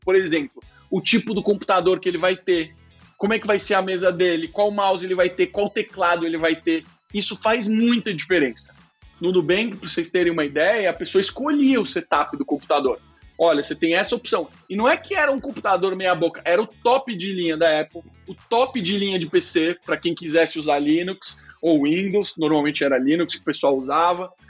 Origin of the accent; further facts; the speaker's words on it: Brazil; como brasileiro